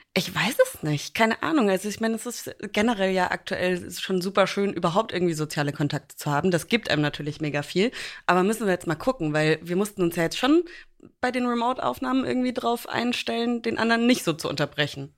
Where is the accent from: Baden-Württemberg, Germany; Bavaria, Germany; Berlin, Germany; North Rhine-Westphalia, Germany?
Bavaria, Germany; Franconia; also born or lived in New York; now in Hamburg, Germany; ich spreche auch nicht Fränkisch und werde da von meinem Opa meistens auch mega aufgezogen